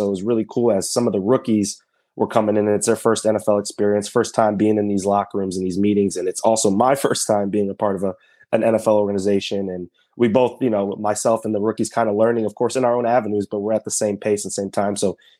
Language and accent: English; Phoenix, Arizona, United States; born there; also born or lived in District of Columbia, United States / Maryland / Virginia / New York; I was born in Phoenix, Arizona. I've lived in all of DC, Maryland, and Virginia at one point or another.